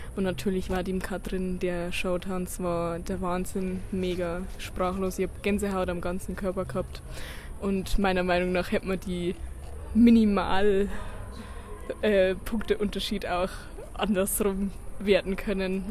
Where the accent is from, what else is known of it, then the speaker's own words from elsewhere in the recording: Passau, Bavaria, Germany; ich komme aus Passau